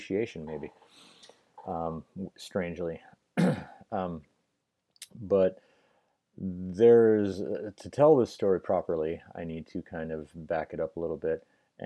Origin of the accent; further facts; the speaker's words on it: Merrill, Wisconsin, United States; moved away; I'm from Merrill. I grew up in Merrill